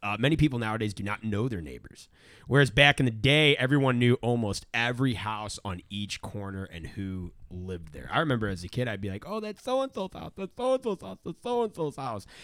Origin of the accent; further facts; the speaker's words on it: St. Louis, Missouri, United States; I'm from Saint Louis